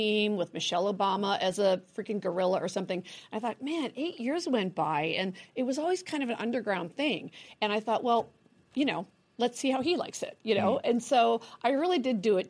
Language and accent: English; United States; accent: American; my American accent